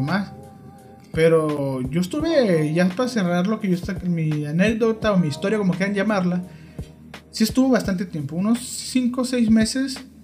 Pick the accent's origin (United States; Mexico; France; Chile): Mexico; así somos los mexicanos